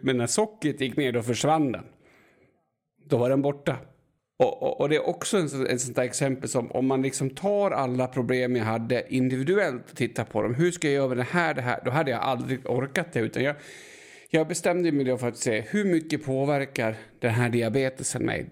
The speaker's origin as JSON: {"language": "Swedish", "town": "Enviken", "region": "Dalarna County", "country": "Sweden", "said": "jag är från Enviken"}